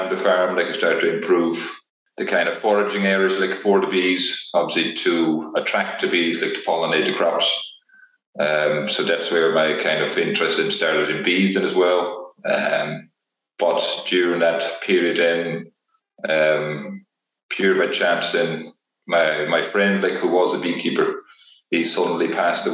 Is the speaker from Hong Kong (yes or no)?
no; Netherlands; moved away as an adult; also born or lived in Velp, Netherlands; now in Donegal, Ireland; I grew up like in Holland, where I kind of lived in the countryside.